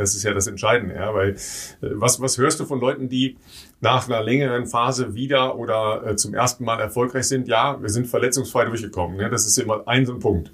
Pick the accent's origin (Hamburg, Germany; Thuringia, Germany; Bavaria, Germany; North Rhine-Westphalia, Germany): North Rhine-Westphalia, Germany; Dorsten; das ist nicht so ganz weit weg von meiner Heimat. Ja. Ich komme aus Dorsten.